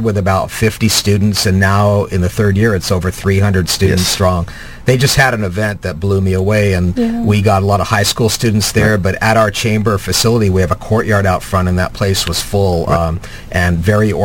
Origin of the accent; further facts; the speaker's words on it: Orange, California, United States; growing up in Orange County, I grew up in Orange